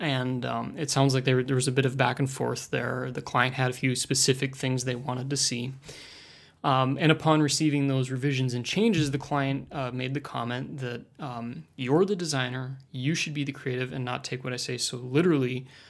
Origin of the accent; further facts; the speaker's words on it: Milwaukee, Wisconsin, United States; I'm from Milwaukee, Wisconsin, just up the road from Jessica here.